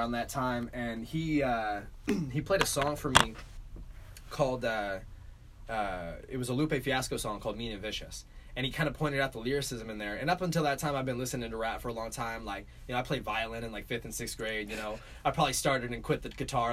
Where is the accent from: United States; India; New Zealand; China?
United States; Olympia, Washington; moved away as an adult; also born or lived in Seattle, Washington; now in Los Angeles, United States; So I'm from Olympia, Washington. Mm-hmm. That's where I was born and raised